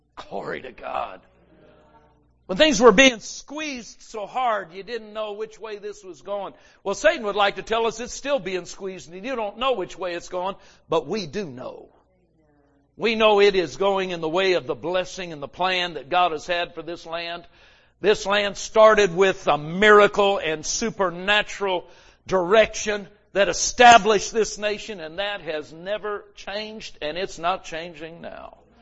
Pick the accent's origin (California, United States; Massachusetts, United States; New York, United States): California, United States; Los Angeles; we grew up in Los Angeles